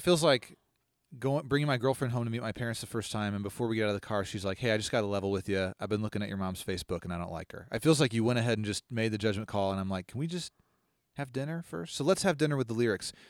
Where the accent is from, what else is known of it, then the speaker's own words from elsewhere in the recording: Longview, United States; the name of the city I grew up